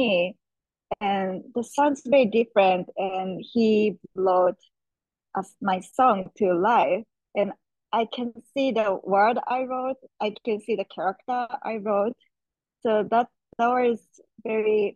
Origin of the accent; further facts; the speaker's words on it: Japan; moved away; I'm born and raised in Japan